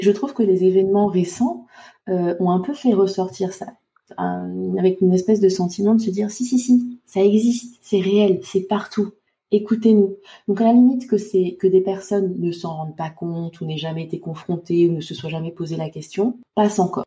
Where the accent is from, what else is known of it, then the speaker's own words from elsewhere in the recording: Côte d’Ivoire; moved away; j'ai adoré retourner dans mon pays natal avec Céline